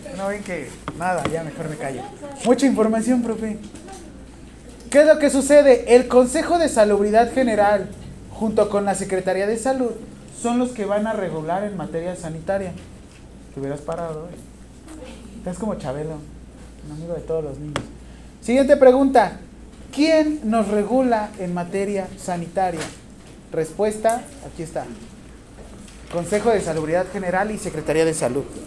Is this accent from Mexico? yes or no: yes; Mexico